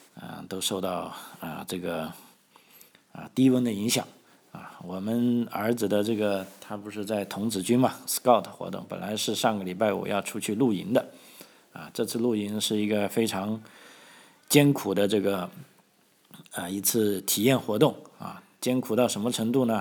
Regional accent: China; now in Australia; 我们中国的这个，啊，红领巾也好，这个共青团也好

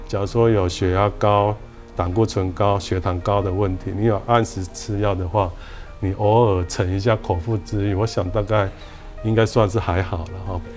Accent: Taiwan; 我们台湾人

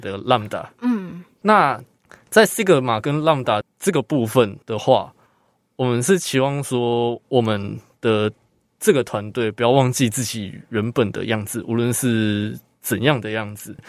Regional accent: Taoyuan, Taiwan; moved away as an adult; now in Hualien, Taiwan; 我是本籍生，我是住桃园

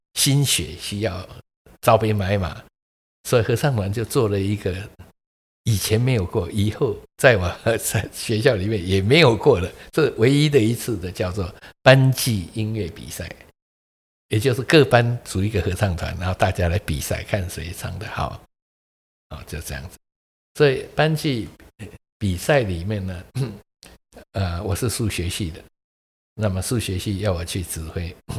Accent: Keelung, Taiwan; moved away; 我小时候是在基隆长大的

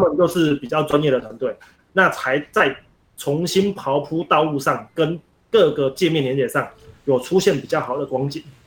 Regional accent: Pingtung County, Taiwan; 我们屏东这边长期空气品质不好

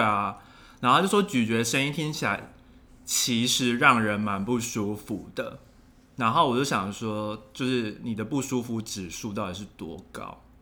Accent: Taiwan; moved away; 没有回去过台湾

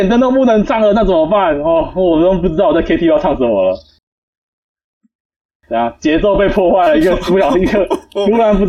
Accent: Tainan, Taiwan; 我如果不要把它叫台南，我把它叫什么？鱼塭吧。为什么？我家附近就一堆鱼塭哦，我还不叫它鱼塭之乡。

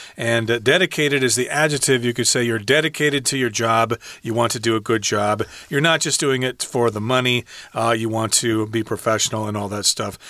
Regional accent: United States; I'm American

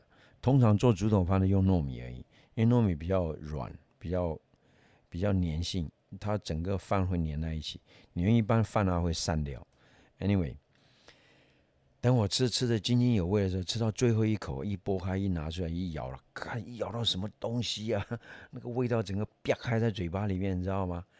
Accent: Yunnan, China; 有一种是小时候啦，呃，有去山里面去挖那个，我们云南话叫口袋虫啊。

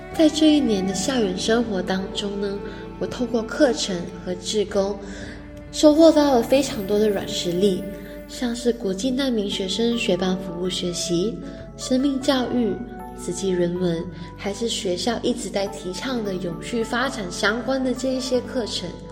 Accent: Malaysia; moved away as an adult; now in Hualien, Taiwan; 来自马来西亚

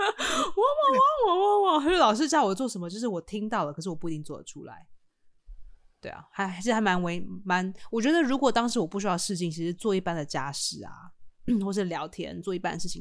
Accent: Taiwan; 不是说我们台湾人啊，就是如果像我爸爸妈妈，他们也没有办法参与选举

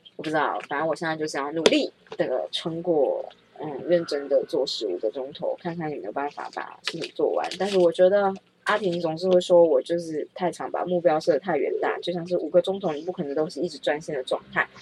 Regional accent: Taiwan; 我是台湾人

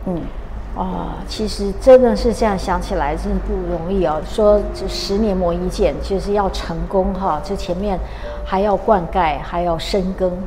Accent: Taiwan; 我们台湾人这动不动就出国就是到欧洲去买包包

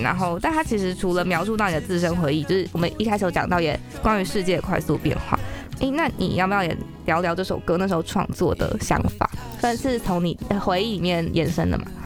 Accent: Taipei, Taiwan; 我是台北人，但我阿妈会讲台语，哦。可是我不会

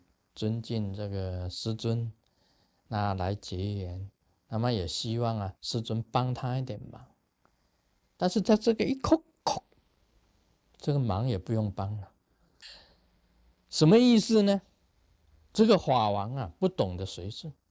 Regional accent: China; 所以我们中国人讲一句话：客随主便。

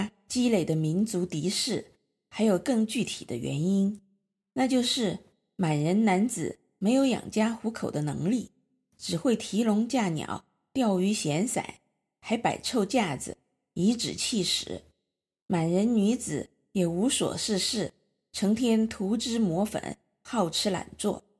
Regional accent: Hejiang County, Sichuan, China; 从成都合江亭起航，到我的家乡合江县分湄

